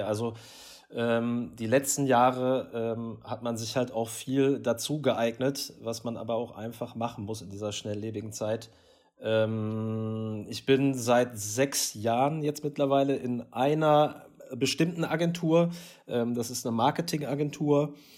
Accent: Essen, North Rhine-Westphalia, Germany; als Rüttenscheider

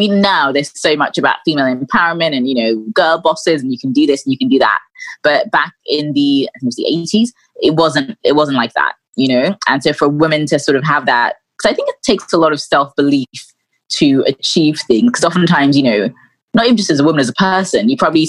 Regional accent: London, United Kingdom; moved away as an adult; also born or lived in Sussex; now in Nigeria; I was born in London, and then when I was about three, I moved back to Nigeria with my family, and I lived here till I was about 9 and a half, and then I moved back to London. I went to school in Sussex

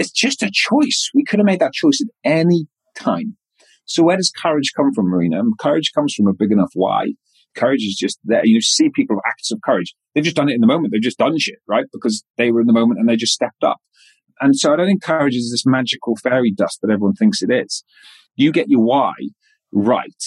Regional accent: west Wales, United Kingdom; moved away as an adult; I'm a Welsh boy that came out of very rural, darkest, westest Wales.

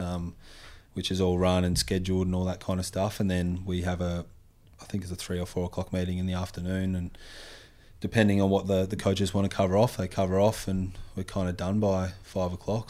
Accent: Western Australia, Australia; used to surf a fair bit, uh, growing up in Western Australia

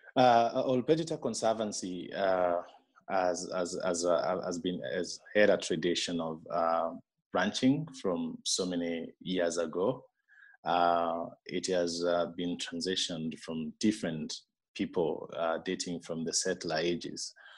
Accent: Meru, Meru County, Kenya; moved away as an adult; now in Laikipia, Kenya; I grew up in Meru, which is uh, uh, uh, two hours away from where I am now in Laikipia

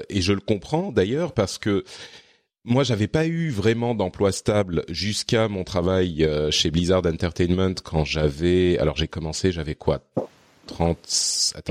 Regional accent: Lebanon; born there; also born or lived in Cyprus / Japan / France; j'ai vécu à euh, à Chypre quand j'étais adolescent, j'ai vécu au Liban, j'ai vécu. Enfin, je suis je suis né au Liban en fait.

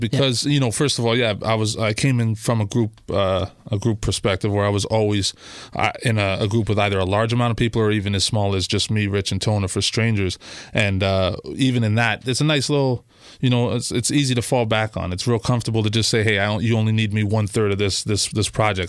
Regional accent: Toronto, Ontario, Canada; I'm from, uh, Christie Pitts. So just off of Bloor and Christie, uh, that's my original neighborhood that I grew up in.

